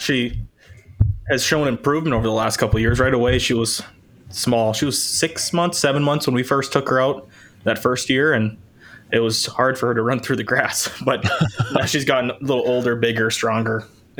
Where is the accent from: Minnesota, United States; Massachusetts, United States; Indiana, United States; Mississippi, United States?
Minnesota, United States; where I grew up in Minnesota